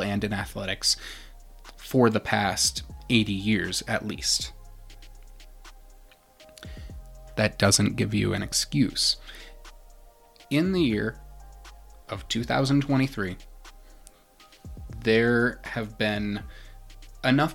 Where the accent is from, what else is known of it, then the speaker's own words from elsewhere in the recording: Manitou Springs, Colorado, United States; I'm from Manitou Springs